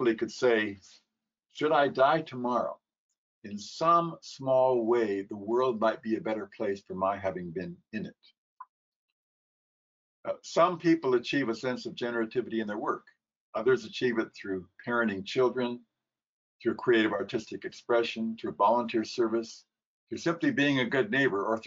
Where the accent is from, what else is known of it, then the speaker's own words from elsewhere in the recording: California, United States; now in New York, United States; Originally a Californian, but now I'm a New Yorker